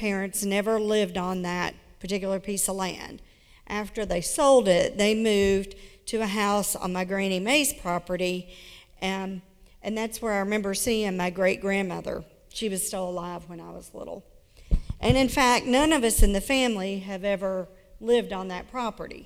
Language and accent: English; Berea, Kentucky, United States; also born or lived in Prestonsburg, Kentucky; now in Lexington, United States; I am a proud Appalachian. I grew up in Berea, not far from here, so really the foothills of the mountains